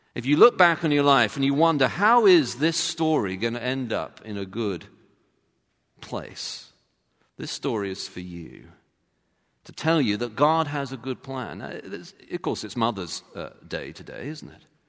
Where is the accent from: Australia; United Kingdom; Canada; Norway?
United Kingdom; I'm British